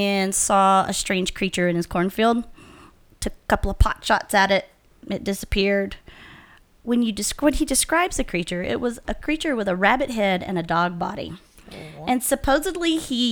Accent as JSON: {"language": "English", "region": "Georgia", "country": "United States", "tie": "born or raised there", "said": "I grew up in Georgia"}